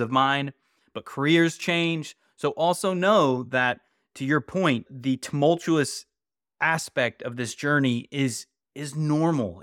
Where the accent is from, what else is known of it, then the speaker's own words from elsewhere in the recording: West Virginia, United States; I grew up in West Virginia